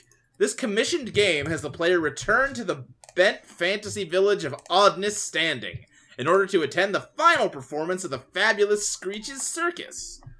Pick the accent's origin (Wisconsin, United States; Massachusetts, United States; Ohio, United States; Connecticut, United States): Ohio, United States; born there; also born or lived in Kentucky / Texas; I mean, I was born in Ohio.